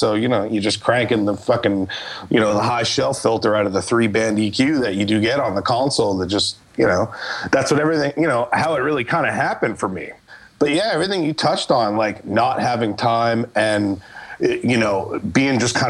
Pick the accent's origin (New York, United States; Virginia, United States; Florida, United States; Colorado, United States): New York, United States; moved away; growing up in New York, and I had like a studio there